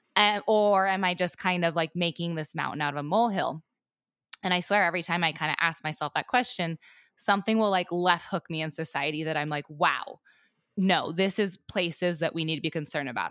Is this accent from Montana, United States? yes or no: yes; Southwest Montana, United States; I was raised in Southwest Montana on a ranch